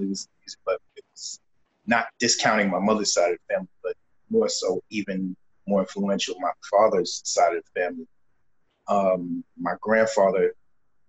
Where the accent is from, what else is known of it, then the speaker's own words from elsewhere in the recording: Brooklyn, New York, United States; Born and raised in Brooklyn, New York.